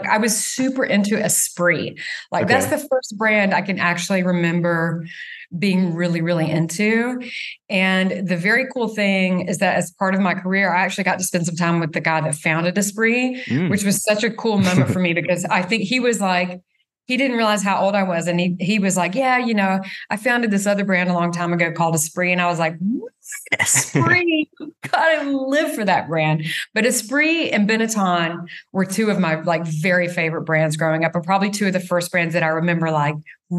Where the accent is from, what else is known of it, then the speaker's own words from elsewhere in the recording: the South, United States; growing up in the South, I had a Southern mother